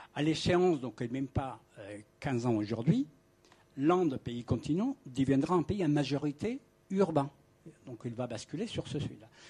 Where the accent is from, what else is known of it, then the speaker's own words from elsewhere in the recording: Colombia; moved away as an adult; now in Paris, France; je viens de l'Amérique latine, je suis né en Colombie, j'ai connu le mouvement indien, j'ai connu le mouvement paysan. J'ai passé mon jeune âge, donc des 15 à 18 ans, dans des territoires